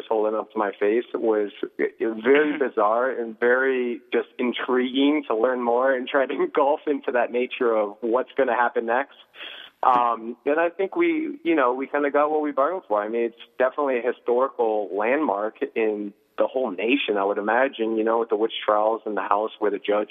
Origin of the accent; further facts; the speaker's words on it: Pelham, New Hampshire, United States; also born or lived in San Jose, California / Nashua, New Hampshire / Salem, New Hampshire / Las Vegas, Nevada; I was born in San Jose, California, 1 year old. We moved here, Nashua, Salem. I grew up in the surrounding areas and then Pelham, and then went to middle school and high school